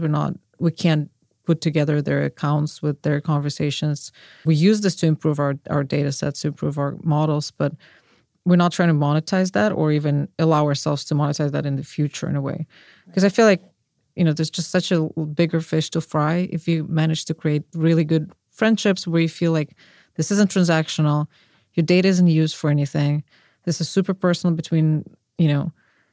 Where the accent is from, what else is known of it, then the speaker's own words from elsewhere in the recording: Russia; moved away; I'm from Russia